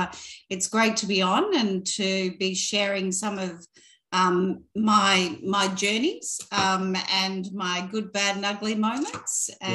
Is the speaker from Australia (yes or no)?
yes; Bendigo, Victoria, Australia; moved away as an adult; also born or lived in Perth, Western Australia / Sydney; now in Melbourne, Australia; I live in Bentley now, but I was I was born in Bentley, spelt differently, in Perth. So I was there and we moved to Victoria when was probably around four to Bendigo at the time, being a smaller country town.